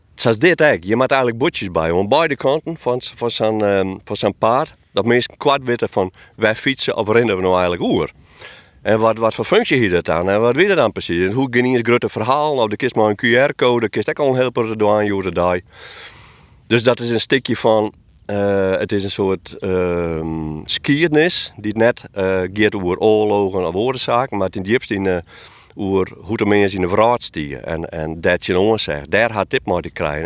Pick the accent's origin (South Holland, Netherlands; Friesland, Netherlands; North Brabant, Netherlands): Friesland, Netherlands; ik als Bevelitser